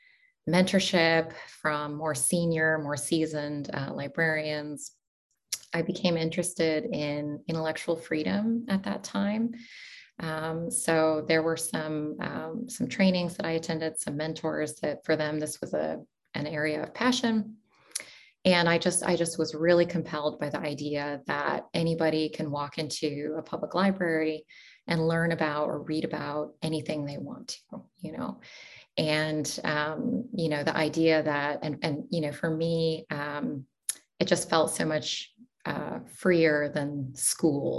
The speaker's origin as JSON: {"language": "English", "town": "Portland", "region": "Oregon", "country": "United States", "tie": "born or raised there", "also_born_or_lived": "United Arab Emirates / Doha, Qatar / Pittsburgh", "moved": "as an adult", "lives_now": "Eugene, United States", "said": "I was born and raised in Portland, Oregon."}